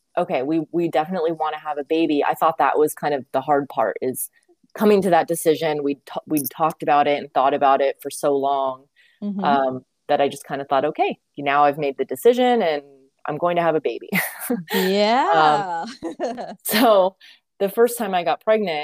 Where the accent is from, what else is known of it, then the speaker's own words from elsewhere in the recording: California, United States; grew up in California